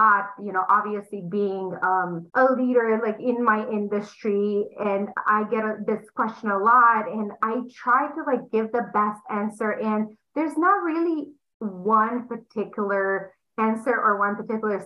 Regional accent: Romania; English is a second language; moved away as an adult; now in United States; I'm sure they're going to pick up on the accent. I'm from Romania. I came to US when I was 20 years old

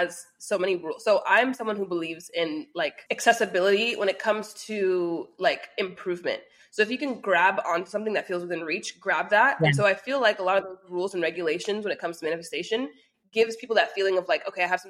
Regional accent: United States; I was born and raised in America.

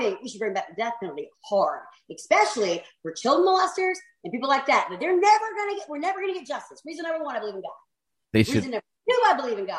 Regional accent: South Carolina, United States; I'm Southern. I have to. I'm from South Carolina

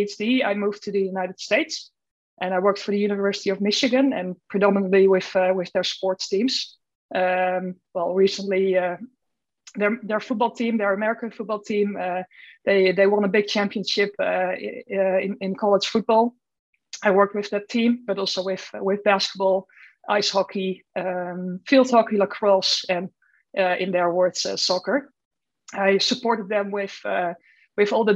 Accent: Netherlands; moved away as an adult; also born or lived in Groningen; I'm from the Netherlands originally.

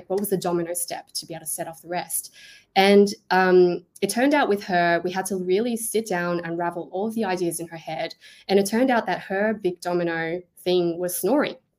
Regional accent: Australia; I am Australian

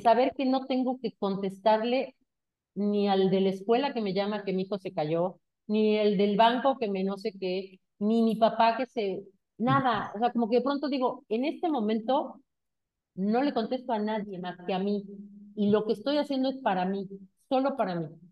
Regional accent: Mexico

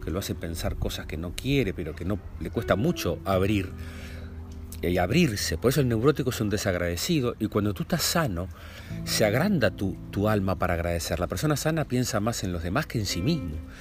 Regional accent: Lascano, Rocha, Uruguay; nosotros nos criamos en Lascano, en Rocha

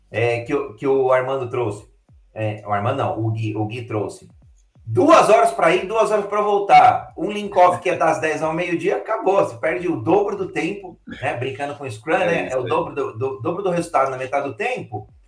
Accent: Brazil; A gente é brasileiro e não existe outra... nunca, né?

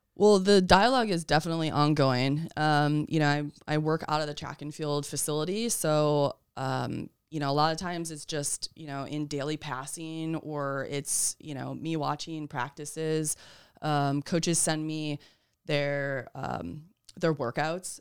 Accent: Wisconsin, United States; moved away as an adult; also born or lived in Massachusetts; I'm originally from Wisconsin.

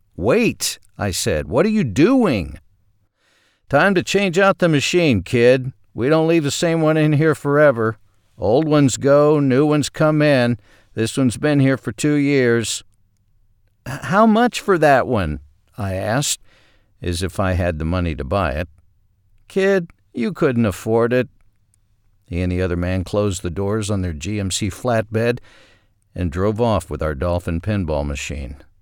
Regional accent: Ashdown, Arkansas, United States; My hometown of Ashdown, Arkansas had Walmart number seventeen.

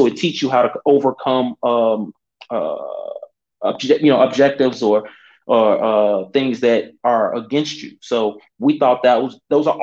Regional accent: Chicago, Illinois, United States; I'm from Chicago. We are in Chicago.

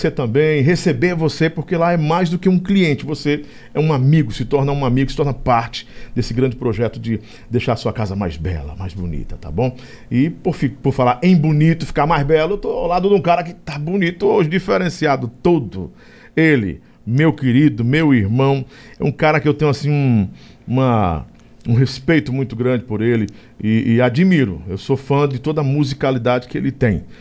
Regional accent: Floriano, Piauí, Brazil; Eu sou transmitido todos os dias pela Rádio Difusora de Floriano, que é minha terra, no Piauí.

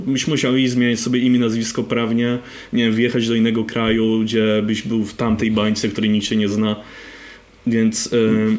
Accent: Poland; moved away; ja pochodzę z mniejszego miasta, takie nie wiem, 15 tysięcy ludzi

